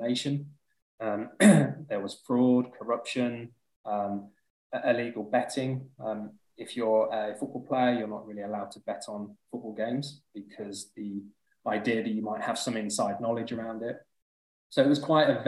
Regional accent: Leicester, East Midlands, United Kingdom; moved away as an adult; also born or lived in London; So I moved down to London when I was 21 from Leicester. That's where I'm from.

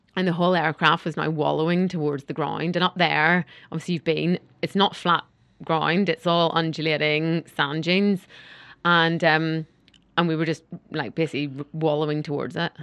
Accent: Northern Ireland, United Kingdom; I'm from Northern Ireland

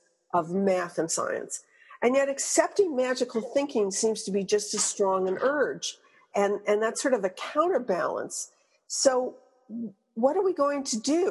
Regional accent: Quebec, Canada; moved away; I'm from Quebec originally

